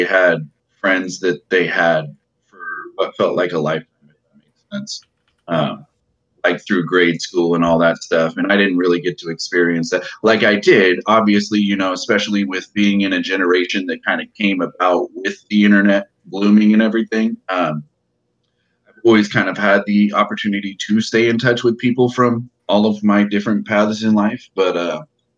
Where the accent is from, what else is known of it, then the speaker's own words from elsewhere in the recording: Modesto, California, United States; also born or lived in Arizona; I was born in Arizona, and about the time I was about two, maybe in between 2 or 3 years old, we moved to California. And we moved to, like, central to northern California, around, like, Modesto area